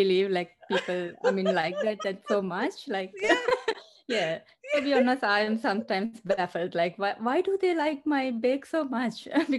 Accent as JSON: {"language": "English", "country": "Sri Lanka", "also_born_or_lived": "Australia", "moved": "yes", "lives_now": "Seattle, United States", "said": "Yes, I mean, I'm originally from Sri Lanka, and then we migrated to Australia and make it our home. And then, yeah, and then later we decided to come to the US."}